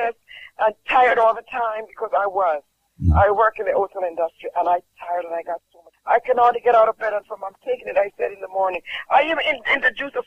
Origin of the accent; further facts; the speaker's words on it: Jamaica; I'm from Jamaica